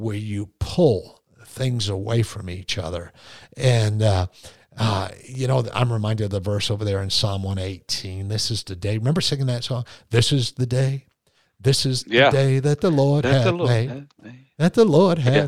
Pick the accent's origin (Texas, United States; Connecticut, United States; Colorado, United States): Connecticut, United States; moved away as an adult; also born or lived in Fort Leonard Wood, Missouri / Korea / California; when you're born and raised in Connecticut and you're stationed at Fort Leonard Wood, Missouri, and then you're stationed in Korea